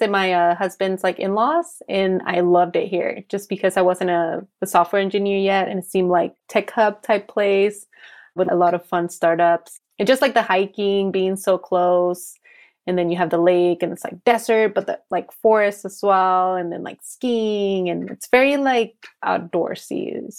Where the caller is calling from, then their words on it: Salt Lake City, Utah, United States; From super hot Salt Lake City today, actually.